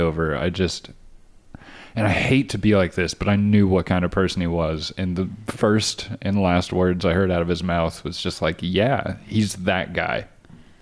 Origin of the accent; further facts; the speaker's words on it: Bernie, Texas, United States; growing up in Bernie